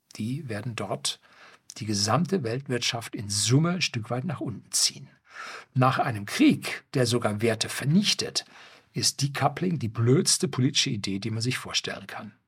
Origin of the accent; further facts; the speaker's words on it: Germany; bei uns in Norddeutschland